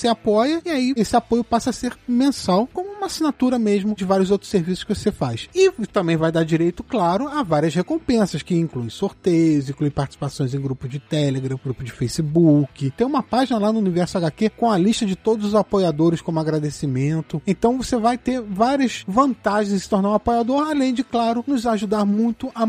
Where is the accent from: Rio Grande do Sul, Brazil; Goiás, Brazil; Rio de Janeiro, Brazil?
Rio Grande do Sul, Brazil; Porto Alegre; also born or lived in Pelotas; De Porto